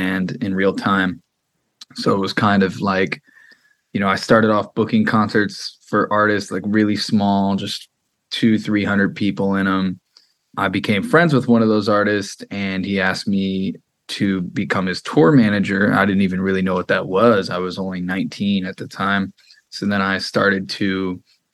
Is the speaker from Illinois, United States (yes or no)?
yes; Freeport, Illinois, United States; now in Los Angeles, United States; I grew up outside of Chicago in a small little town.